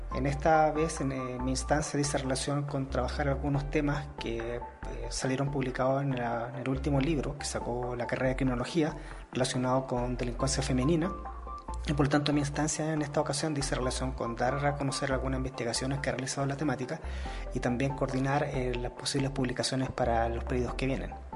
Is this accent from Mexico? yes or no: no; Chile